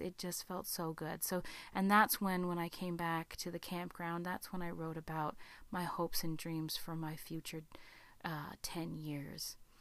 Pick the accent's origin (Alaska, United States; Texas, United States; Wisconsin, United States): Alaska, United States; my home state of Alaska